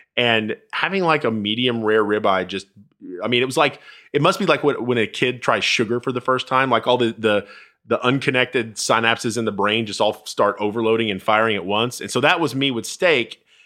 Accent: Dallas, Texas, United States; also born or lived in Bowie, Texas; I grew up in Dallas, and then my, my dad was a football coach, and so we, uh, we moved to a small town sorta outside Fort Worth, about, about an hour and a half away. Bowie

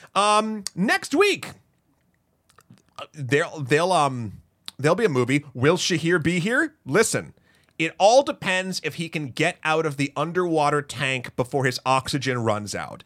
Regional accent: Milford, New Hampshire, United States; now in New York, United States; my hometown, Milford, New Hampshire

